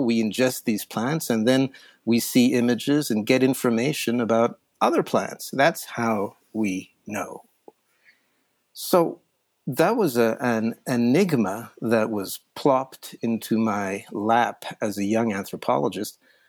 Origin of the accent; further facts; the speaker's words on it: Switzerland; I'd previously tried LSD. I mean, LSD is a Swiss molecule, and I grew up in Switzerland.